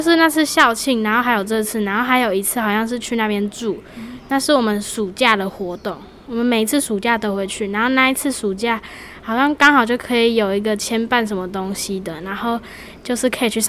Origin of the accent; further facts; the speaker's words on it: Toucheng, Yilan County, Taiwan; 就头城人啊。